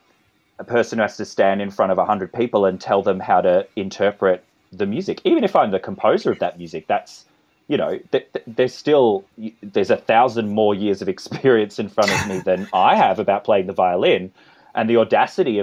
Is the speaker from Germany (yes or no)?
no; Australia; accent: Australian; my Australian accent